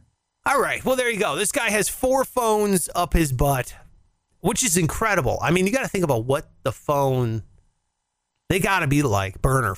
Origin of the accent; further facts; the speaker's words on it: Midwest, United States; I grew up in the Midwest. I love the Midwest.